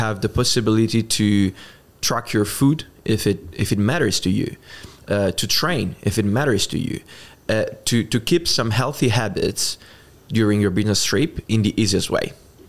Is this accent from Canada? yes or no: no; Italy; English is a second language; I'm Italian. And it's easy to pronounce Johnson for someone that is speaking English, at least. And in Italy, we don't usually speak a lot of English